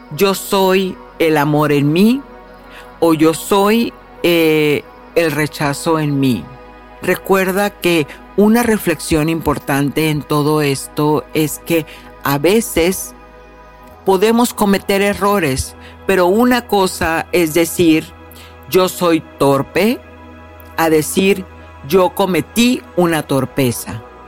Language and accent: Spanish; Mexico; en mi tierra natal, en México